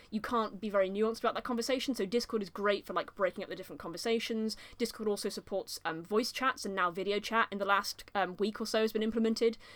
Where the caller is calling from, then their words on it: Nottingham, East Midlands, United Kingdom; also born or lived in Leeds; I'm, I'm calling from Nottingham, I've come back from Leeds now